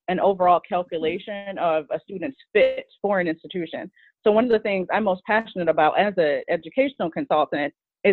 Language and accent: English; Michigan, United States; I'm from Michigan, and I started my college experience actually at a community college in Michigan